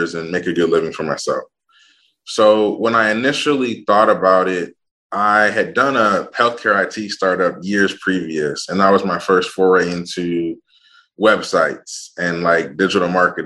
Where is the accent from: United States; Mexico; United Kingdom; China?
United States; Ann Arbor, Michigan; I'm actually a Midwest dude. I grew up in Ann Arbor, Michigan